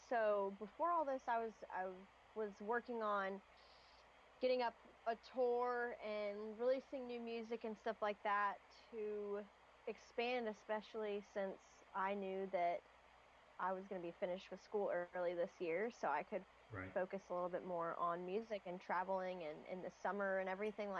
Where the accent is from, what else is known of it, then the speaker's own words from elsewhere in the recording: Knoxville, Tennessee, United States; So I tell everybody that I'm from Knoxville, Tennessee. I live there the longest period of time